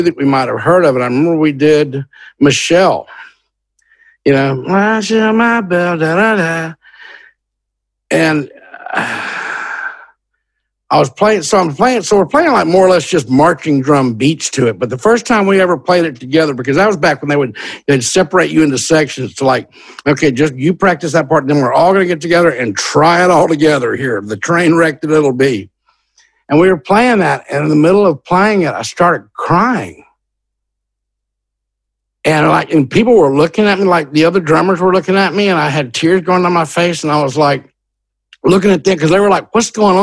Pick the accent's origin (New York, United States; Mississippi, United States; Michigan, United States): Mississippi, United States; Hattiesburg; the University of Southern Mississippi was in my hometown